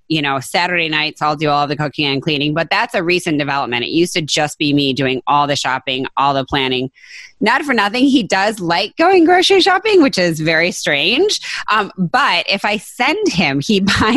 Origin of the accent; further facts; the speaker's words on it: northern Michigan, United States; I grew up in northern Michigan